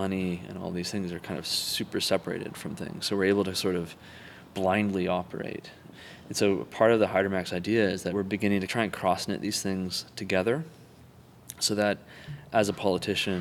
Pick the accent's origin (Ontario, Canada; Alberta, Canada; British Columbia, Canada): Alberta, Canada; Calgary; now in San Francisco, United States; I grew up in Canada, just outside of Calgary